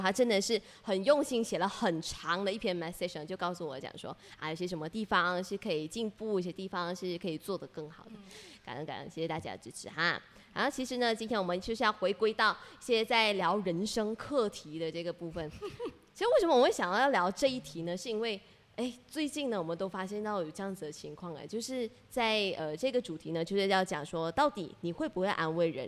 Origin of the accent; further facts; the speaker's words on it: Malaysia; accent: Malaysian; 我们我们埋下的乡音在聊， 真的讲讲下的时候，就那一种马来西亚的腔调全部跑出来。